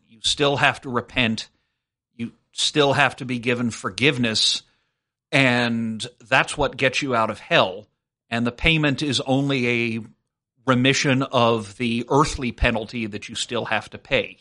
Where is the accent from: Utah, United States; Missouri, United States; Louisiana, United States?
Louisiana, United States; South; I was raised Methodist, but I grew up in South Louisiana